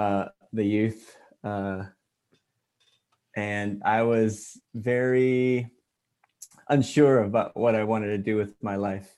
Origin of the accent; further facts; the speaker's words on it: California, United States; also born or lived in Hawaii / Connecticut / Guam; I'm from California. I'm a Cali boy. I've been here since I was 9. But before that, I moved all around because my dad was in the Navy. Born in Hawaii, lived in Connecticut, Vallejo, Guam, and then San Diego.